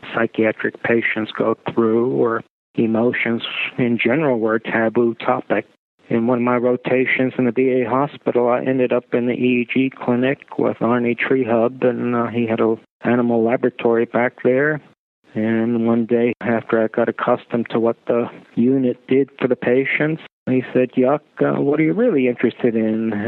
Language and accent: English; Tartu, Tartu County, Estonia; also born or lived in Pittsburgh, United States; now in United States; I was born in Estonia. In the woman's clinic at the University of Tartu